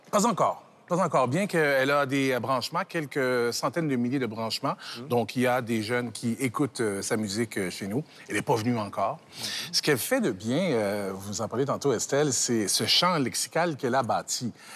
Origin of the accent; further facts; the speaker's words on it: Canada; chez nous, chez nous au Canada